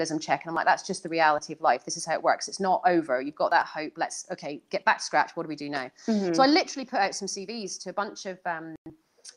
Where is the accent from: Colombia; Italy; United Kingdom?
United Kingdom; Edinburgh, Scotland; moved away as an adult; also born or lived in Northern Ireland; Edinburgh's my hometown